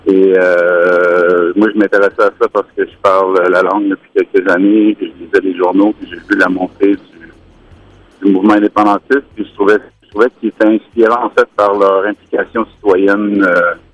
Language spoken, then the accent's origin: French; Quebec, Canada; ben, c'est certain que nous, ben moi, j'ai grandi en deux référendums.